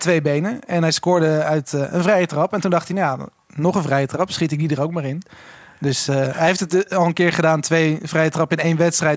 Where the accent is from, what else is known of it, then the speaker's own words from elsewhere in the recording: Switzerland; moved away; ik ben vroeger opgegroeid in Zwitserland